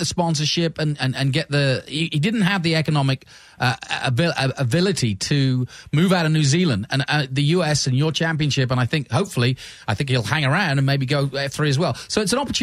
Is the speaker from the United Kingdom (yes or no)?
yes; England, United Kingdom; As an Englishman growing up